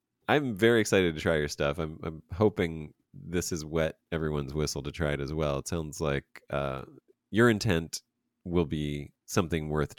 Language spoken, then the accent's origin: English; Pennsylvania, United States; I'm from Pennsylvania.